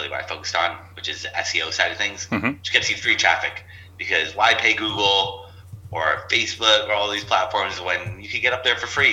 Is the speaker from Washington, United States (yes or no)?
no; Los Angeles, California, United States; also born or lived in Torrance, California; grew up in San Pedro, which is next to Long Beach, California